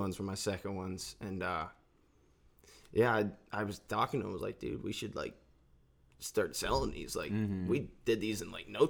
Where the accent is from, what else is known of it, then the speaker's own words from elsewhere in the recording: Edinboro, Pennsylvania, United States; also born or lived in Meadville, Pennsylvania; not born, raised in Edinburgh. Born in Meadville